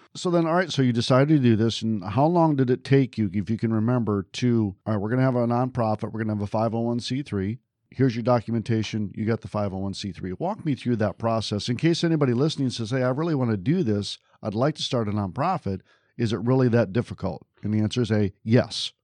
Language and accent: English; just outside of Detroit, Michigan, United States; I grew up just outside of Detroit